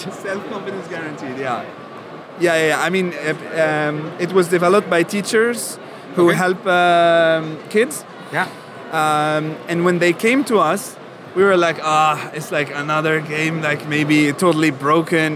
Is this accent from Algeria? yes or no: yes; Algeria; moved away; I was born in Algeria, so I didn't never learn German in school.